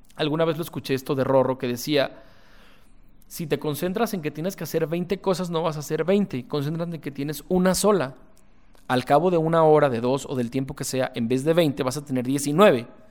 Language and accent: Spanish; Guadalajara, Jalisco, Mexico; soy un empresario tapatío